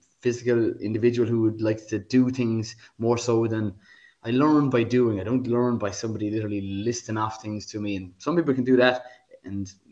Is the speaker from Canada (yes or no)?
no; Waterford, Munster, Ireland; moved away; I'm from Waterford originally, and I'm from a country background